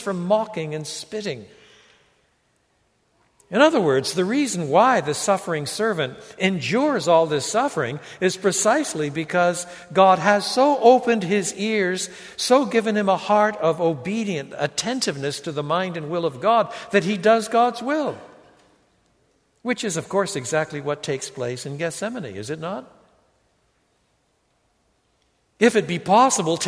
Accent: Canada; first language English and French; I was brought up in English and French. In French Canada, I was brought up with both languages.

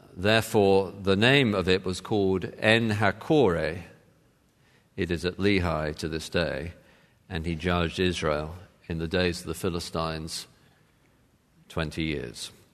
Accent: United Kingdom; moved away; being British

